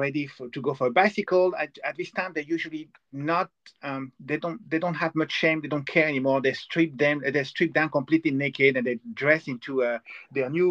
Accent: France; I'm from France

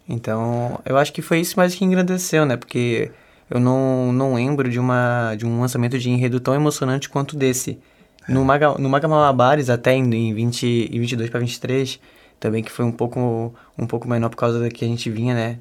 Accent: Florianópolis, Santa Catarina, Brazil; Eu sou daqui mesmo, de Floripa.

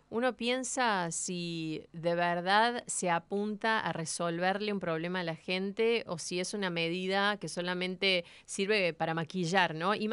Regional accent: La Plata, Buenos Aires Province, Argentina; de La Plata.

